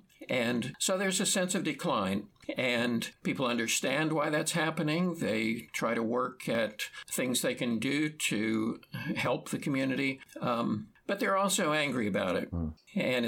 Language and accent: English; Kansas, United States; moved away; I grew up in a small town in the middle of nowhere in Kansas